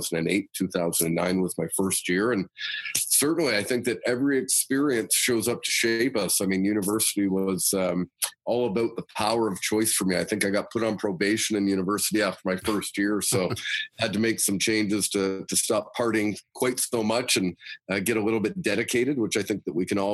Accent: London, Ontario, Canada; I was born and raised in London, Ontario. Grew up here, went to high school here, university here

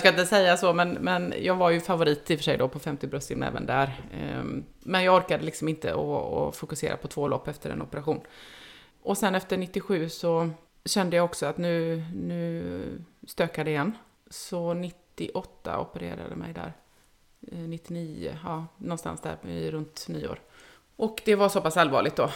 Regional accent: Uddevalla, Västra Götaland, Sweden; now in Gothenburg, Sweden; jag kommer inte från Göteborg, jag kommer från Uddevalla, men bor i Göteborg

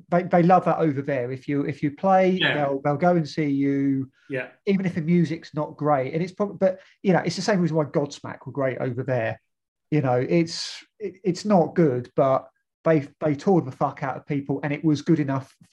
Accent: Newcastle, North East England, United Kingdom; you know, we're, we're from Newcastle, so we're just going to go.

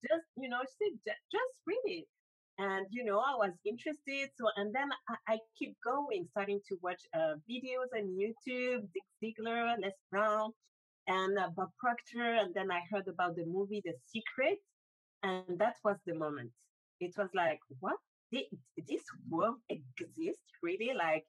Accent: Benin; also born or lived in Africa; now in Paris, France; because I'm originally from Benin, I grew up in 6 different countries before moving to Paris.

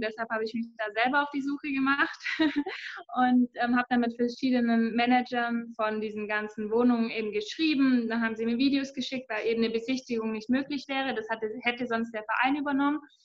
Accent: Ratzenried, Baden-Württemberg, Germany; ich komme aus Ratzenried, von der sozusagen Kuhweide habe ich Fußball gespielt

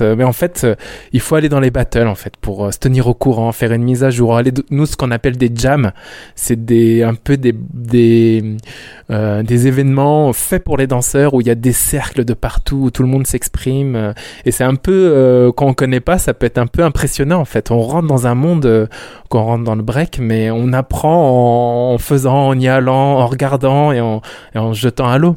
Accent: Rennes, Brittany, France; je suis de Rennes

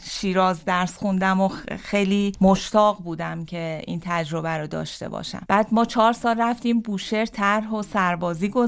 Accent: Zabol, Sistan and Baluchestan, Iran; born there; also born or lived in Tehran / Shiraz; من در زابل سیستان بلوچستان به دنیا اومدم در کمترین امکانات در خونه به دنیا اومدم

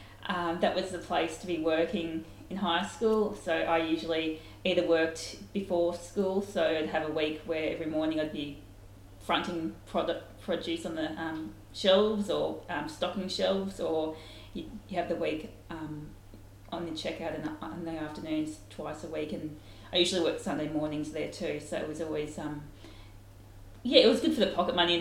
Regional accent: Donald, Victoria, Australia; moved away as an adult; also born or lived in Melbourne; now in Echuca, Australia; I grew up in Donald, so I was born in Donald and did all my primary and high school at Donald Primary School and Donald High School

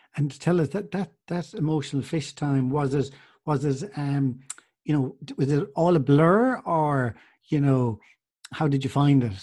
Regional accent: Clare, Munster, Ireland; I'm from Clare

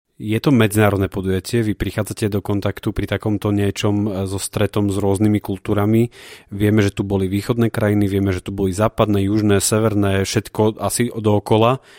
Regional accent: Prešov, Prešov Region, Slovakia; ja som zo Siliska 3

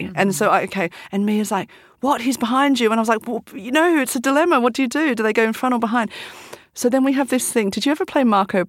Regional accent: Australia; moved away; I'm from Australia

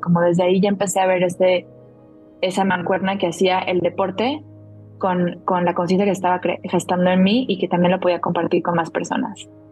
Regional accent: Ciudad del Carmen, Campeche, Mexico; yo nací en una isla, en Ciudad del Carmen, Campeche, en el Golfo de México

